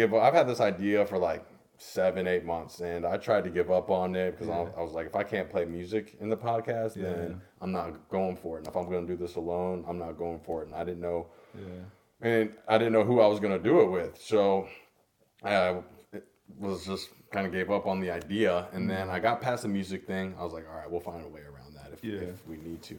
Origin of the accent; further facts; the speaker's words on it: Cincinnati, Ohio, United States; moved away as an adult; also born or lived in Durham, North Carolina; now in Greenville, United States; I grew up in Cincinnati, Ohio